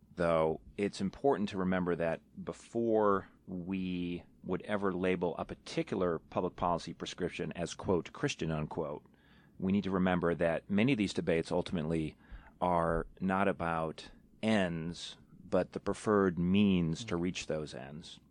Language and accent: English; New York, United States; moved away; I'm from New York originally